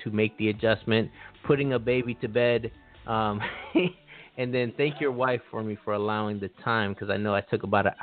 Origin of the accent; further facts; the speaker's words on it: Los Angeles, California, United States; I'm from Los Angeles